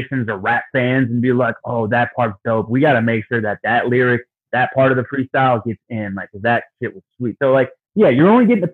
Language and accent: English; Detroit, Michigan, United States; my hometown in Detroit